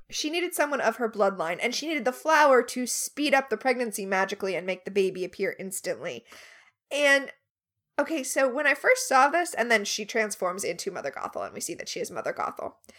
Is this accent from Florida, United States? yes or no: yes; Florida, United States; moved away; also born or lived in Alabama; I grew up in Florida where we called them liquor stores